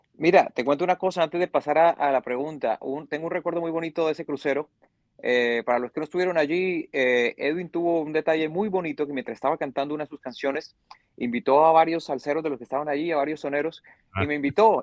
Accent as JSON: {"language": "Spanish", "region": "Bogotá", "country": "Colombia", "tie": "born or raised there", "said": "yo soy bogotá, bogotano criado y nacido."}